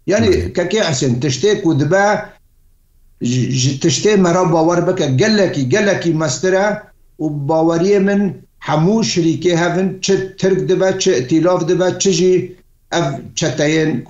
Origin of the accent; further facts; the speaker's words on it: Kafr Safra, Aleppo Governorate, Syria; gundê min kefer sefrê ku kurêdayê herê navçeha cindirêsê